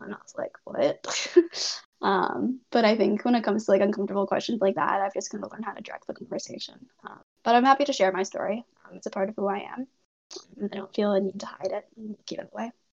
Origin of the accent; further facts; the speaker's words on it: Canada; also born or lived in Hunan, China; I was adopted to Canada. I've lived in Canada for the rest of my life since then